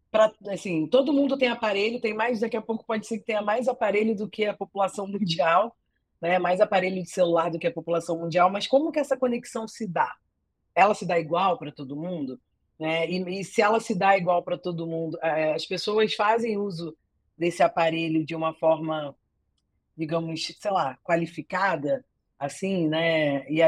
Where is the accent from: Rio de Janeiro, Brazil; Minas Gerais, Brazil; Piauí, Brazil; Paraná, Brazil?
Rio de Janeiro, Brazil; é, eu sou carioca